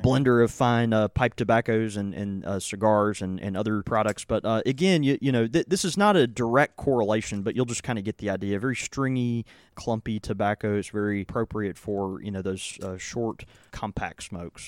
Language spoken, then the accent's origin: English; Houston, Texas, United States; moved away; Houston, Austin, which is, you know, more l, kind of my hometown. I mean, I was born there and have a lot of family there.